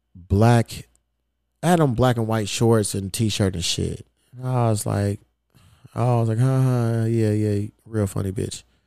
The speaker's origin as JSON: {"language": "English", "town": "Louisville", "region": "Kentucky", "country": "United States", "tie": "born or raised there", "moved": "as an adult", "lives_now": "Los Angeles, United States", "said": "I ain't have no team growing up. You know, I'm from Louisville, Kentucky. We ain't had no pro team"}